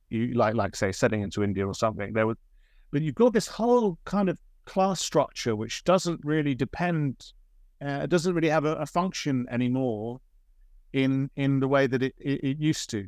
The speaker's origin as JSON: {"language": "English", "town": "Oxford", "region": "South East England", "country": "United Kingdom", "tie": "born or raised there"}